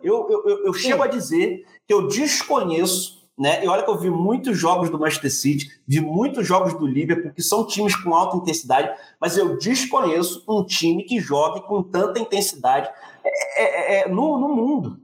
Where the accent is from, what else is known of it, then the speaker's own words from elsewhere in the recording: Rio de Janeiro, Brazil; nós somos do Rio de Janeiro